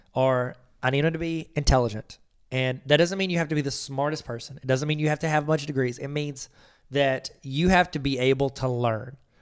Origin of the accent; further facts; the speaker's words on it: Ohio, United States; I'm from Ohio